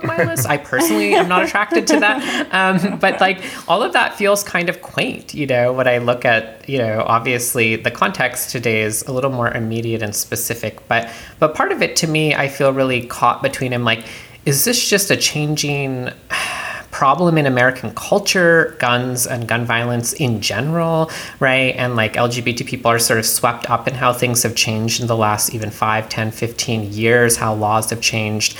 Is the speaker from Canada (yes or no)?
yes; Canada; I'm from Canada, did not grow up around guns